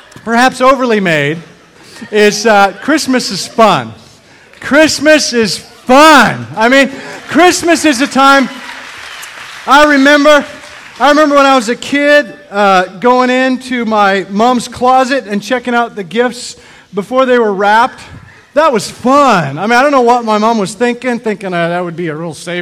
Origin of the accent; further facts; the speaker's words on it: Canada; I grew up in Canada